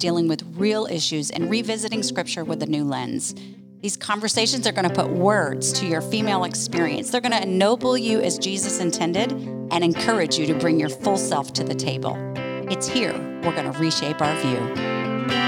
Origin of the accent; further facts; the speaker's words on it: United States; as American women, particularly white privileged women